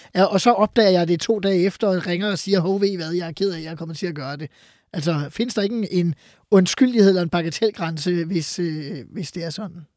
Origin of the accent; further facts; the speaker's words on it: Farum, Capital Region of Denmark, Denmark; jeg er jo fra Farum, og har været øh, dermed øh, boet i en kommune, hvor Peter Brikstofte var borgmester